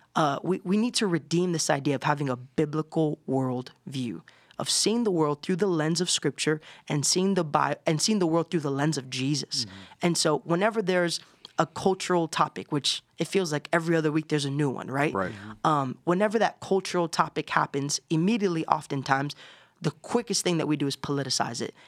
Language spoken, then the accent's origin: English; Orlando, Florida, United States; I grew up in Orlando, Florida. I have Puerto Rican parents